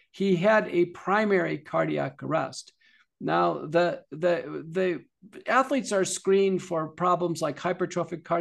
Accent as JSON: {"language": "English", "town": "Buffalo", "region": "New York", "country": "United States", "tie": "born or raised there", "moved": "yes", "said": "many of your listeners know I'm originally from Buffalo, New York"}